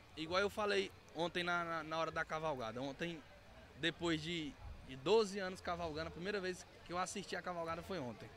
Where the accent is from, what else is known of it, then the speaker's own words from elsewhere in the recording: Araguaína, Tocantins, Brazil; sou natural de Araguaína, mas hoje estou prefeito em Araguanã